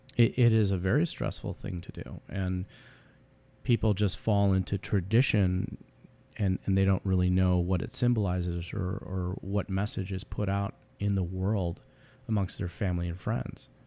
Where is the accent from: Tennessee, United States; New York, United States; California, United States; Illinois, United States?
Illinois, United States; Chicago; also born or lived in Omaha, Nebraska; we both were born and raised in the Chicagoland area and have lived there most of our lives